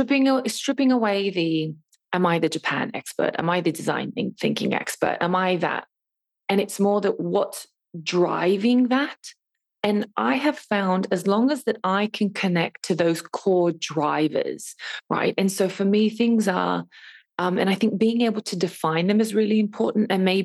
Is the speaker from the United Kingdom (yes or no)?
no; Australia; And then to add the fact that I'm even Australian, you know, on top of that as well.